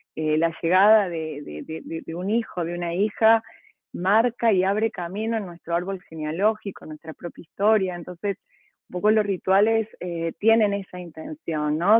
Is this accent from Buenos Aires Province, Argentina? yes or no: no; Córdoba, Argentina; yo soy cordobesa, mi abuela cordobesa de las sierras